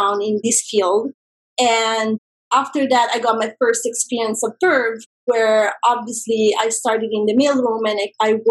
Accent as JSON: {"language": "English", "area": "a small town outside of Rome", "region": "Lazio", "country": "Italy", "tie": "born or raised there", "moved": "as an adult", "lives_now": "Los Angeles, United States", "said": "I grew up in a very small town outside of Rome."}